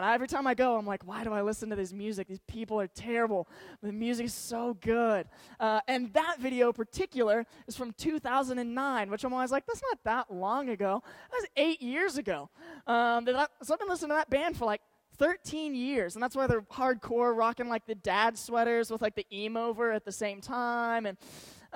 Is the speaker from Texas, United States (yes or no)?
yes; Georgetown, Texas, United States; I grew up in Georgetown, Texas, so it's about 30 minutes north of Austin